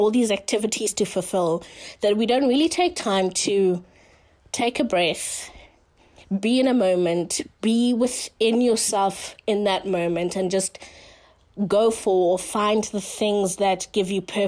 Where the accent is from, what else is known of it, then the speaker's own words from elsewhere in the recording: Johannesburg, Gauteng, South Africa; I come from Joburg, South Africa